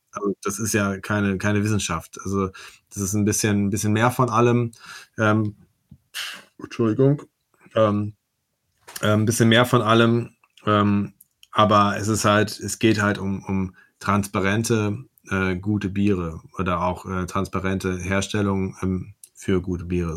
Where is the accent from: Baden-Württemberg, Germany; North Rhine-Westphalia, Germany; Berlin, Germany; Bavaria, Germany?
North Rhine-Westphalia, Germany; Werne; Ich komme aus Werne